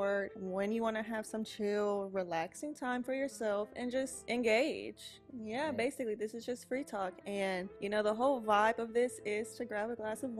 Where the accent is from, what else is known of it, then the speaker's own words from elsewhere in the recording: Houston, Texas, United States; also born or lived in Beaumont, Texas; I was born in Beaumont, Texas. Imagine. I am from Houston, Texas. Been living in Houston all of my life.